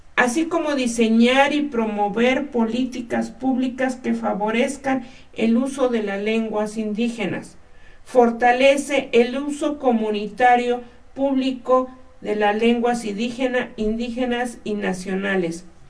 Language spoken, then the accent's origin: Spanish; Mexico; nuestra ide-, identidad como mexicanos